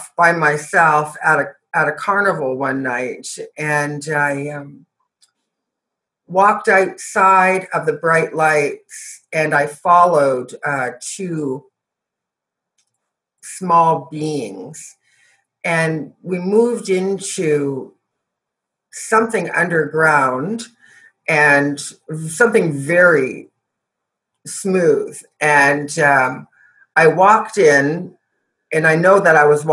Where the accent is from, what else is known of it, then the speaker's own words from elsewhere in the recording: Canada; I was born and raised in Canada